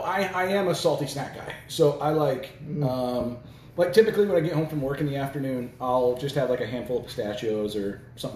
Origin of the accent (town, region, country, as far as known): United States; accent: country accent; moved away; also born or lived in New York City